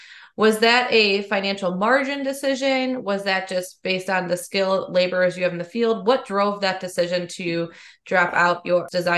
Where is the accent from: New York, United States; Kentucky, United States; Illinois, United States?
Illinois, United States; Chicago; I grew up in the Chicagoland area, so I'm definitely familiar with all of the competitors that are out there.